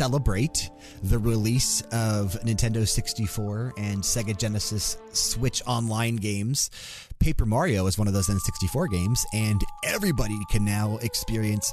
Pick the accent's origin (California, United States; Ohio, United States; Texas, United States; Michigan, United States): Ohio, United States; East Coast /; moved away as an adult; being born and raised on the East Coast and living so many of my early years in Ohio before moving out west